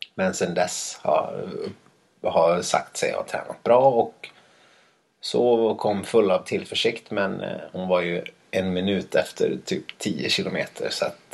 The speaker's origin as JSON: {"language": "Swedish", "region": "Dalarna County", "country": "Sweden", "moved": "yes", "said": "jag inte var hemma i Dalarna tillräckligt mycket"}